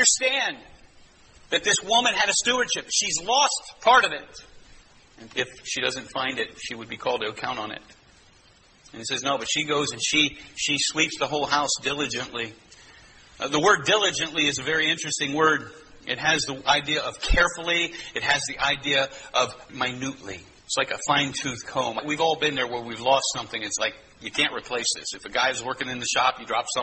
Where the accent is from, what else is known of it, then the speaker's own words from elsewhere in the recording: United States; we're American